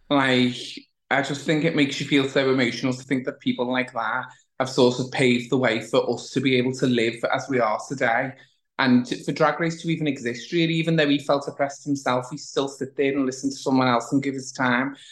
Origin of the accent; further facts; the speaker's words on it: the north of England, United Kingdom; as a Northerner